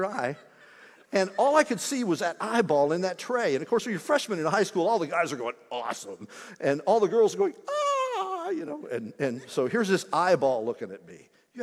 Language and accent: English; Indiana, United States; Growing up in Indiana